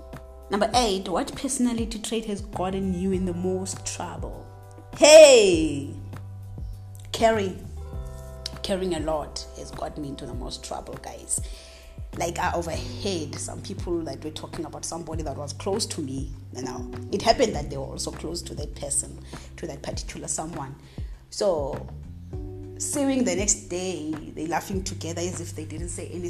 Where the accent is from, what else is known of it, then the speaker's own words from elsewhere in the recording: South Africa; I'm from Azania. I'm an Azanian